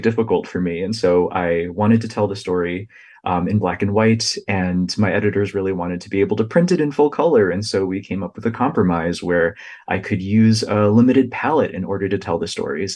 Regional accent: United States; the experiences of my own family that I observed kind of growing up in the United States

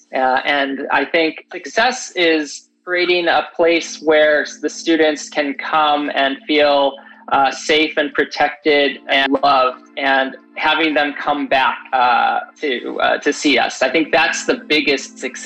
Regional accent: Chicago, Illinois, United States; moved away as an adult; now in San Diego, United States; I'm from Chicago, and so I moved here about 12 years ago

